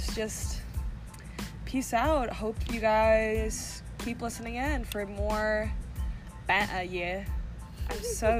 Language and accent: English; suburb of Columbus, Central Ohio, United States; We love saying we're from Columbus, but really we're from a suburb, not even 30 minutes away.